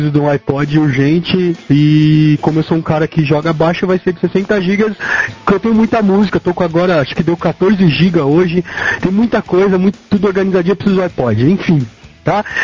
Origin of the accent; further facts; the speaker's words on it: São Paulo, Brazil; Pessoal, eu sou paulista.